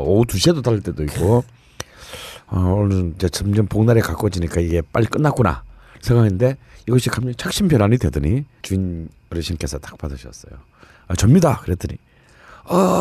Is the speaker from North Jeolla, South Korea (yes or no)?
no; Busan, South Korea; 이 집은 제 고향에 있습니다. 부산에